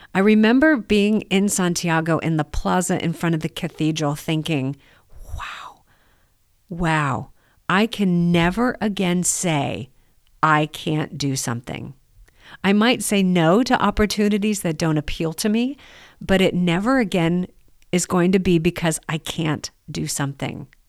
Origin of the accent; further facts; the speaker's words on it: United States; as an American